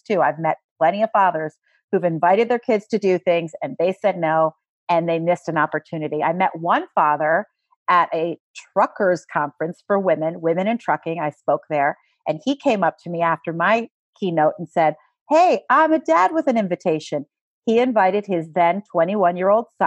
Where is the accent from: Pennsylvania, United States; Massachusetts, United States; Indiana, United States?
Pennsylvania, United States; Philadelphia; Philadelphia is my hometown